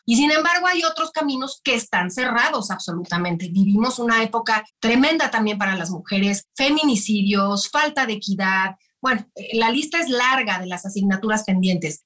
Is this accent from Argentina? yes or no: no; Mexico; lo que somos los mexicanos